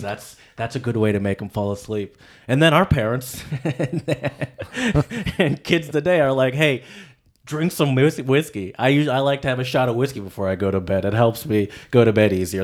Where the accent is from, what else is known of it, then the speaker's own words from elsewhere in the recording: Michigan, United States; I'm from Michigan